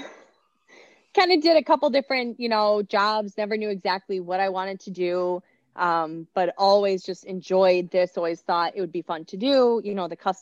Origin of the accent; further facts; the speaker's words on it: Wisconsin, United States; also born or lived in Redwood City, California; I was born in California and then moved to Wisconsin when I was, I would say, 10.